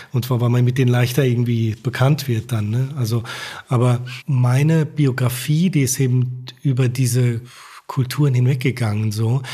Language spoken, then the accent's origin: German; Rhineland-Palatinate, Germany; moved away as an adult; also born or lived in Turkey; wir sind dann halt dahin gezogen, wo ich aufgewachsen bin, also mit der Hilfe meiner Eltern. Und deswegen bin ich auch jetzt wieder in der Pfalz.